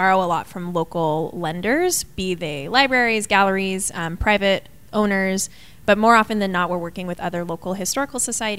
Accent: Tucson, Arizona, United States; Tucson, Arizona.

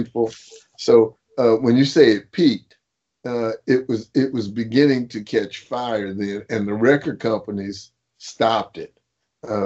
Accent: Compton, California, United States; I was from Compton

